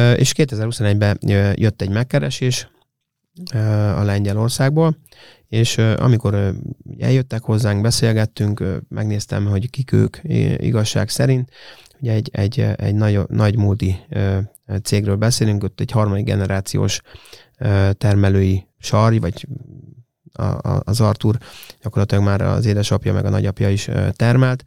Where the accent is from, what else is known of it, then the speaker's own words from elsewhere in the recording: Hungary; mi magyarok vagyunk, és szeretünk itthon élni